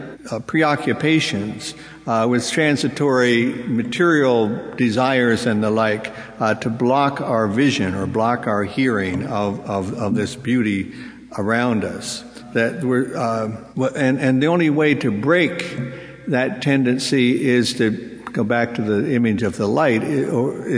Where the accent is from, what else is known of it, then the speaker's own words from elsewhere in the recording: Pennsylvania, United States; the town where I grew up in Pennsylvania